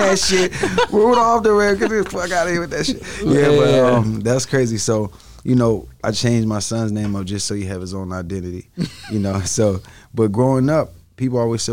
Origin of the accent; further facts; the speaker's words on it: Atlanta, Georgia, United States; also born or lived in Yonkers, New York / California / Miami; I was born in Yonkers, New York. Moved to Atlanta when I was like four